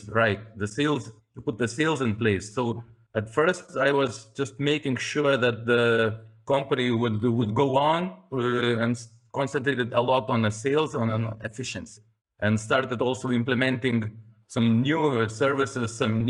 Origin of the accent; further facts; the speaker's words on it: Lithuania; we are from Lithuania, so it's more calm character